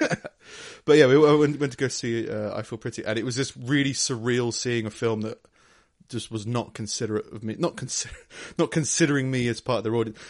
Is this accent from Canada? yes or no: no; London, United Kingdom; I grew up in London